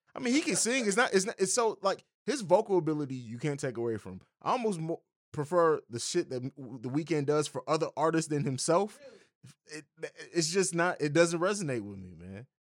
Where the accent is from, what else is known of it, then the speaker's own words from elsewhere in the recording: Midwest, United States; We're all from the Midwest